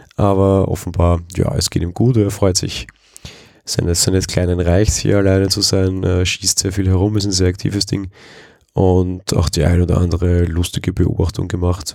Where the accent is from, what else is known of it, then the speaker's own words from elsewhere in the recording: Vienna, Austria; Als Wiener und aus Wien kommend